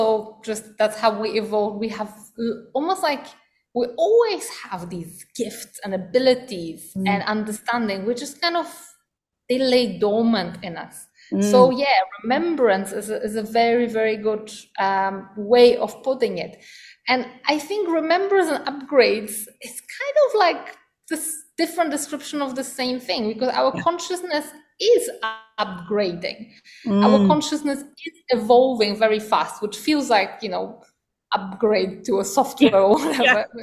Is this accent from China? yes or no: no; Poland; now in Costa Rica; I was born in Poland, where we've got, you know, winters with snow.